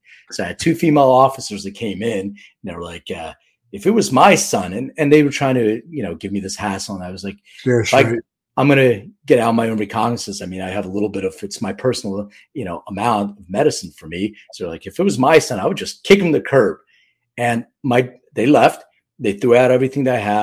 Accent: Philadelphia, Pennsylvania, United States; I'm from Philly

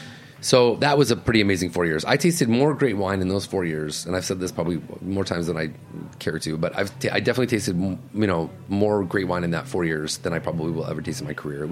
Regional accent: Rochester, New York, United States; also born or lived in Cleveland, Ohio; now in New York City, United States; I grew up in Rochester, New York.

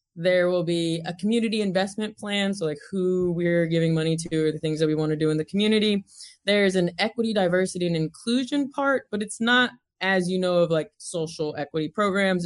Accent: Mount Juliet, Tennessee, United States; accent: twang; moved away as an adult; also born or lived in Nashville, Tennessee / California; I grew up in Mount Juliet, which is about twenty-five miles outside of Nashville, Tennessee

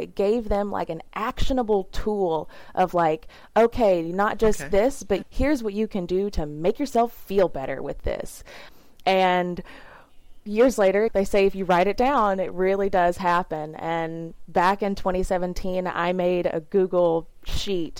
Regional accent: the South, United States; I grew up in the South in a very small, like 3,000 people town

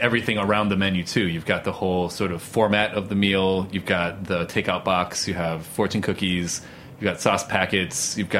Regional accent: Danville, Illinois, United States; moved away; I grew up in the Midwest, right? Okay. You know, middle of nowhere, Danville, Illinois.

